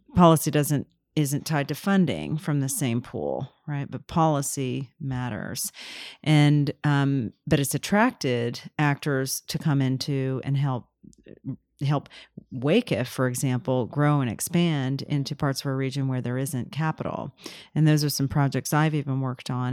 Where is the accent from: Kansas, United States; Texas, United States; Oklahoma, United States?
Kansas, United States; moved away; And then I grew up in Kansas